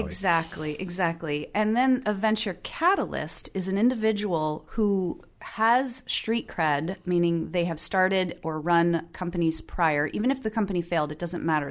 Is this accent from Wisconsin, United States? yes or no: no; New Jersey, United States; moved away as an adult; also born or lived in Philadelphia, Pennsylvania; I grew up on the East Coast